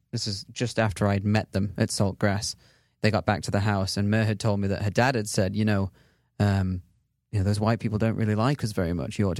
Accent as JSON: {"language": "English", "region": "England", "country": "United Kingdom", "said": "I don't. Yeah. I'm from England. Yeah."}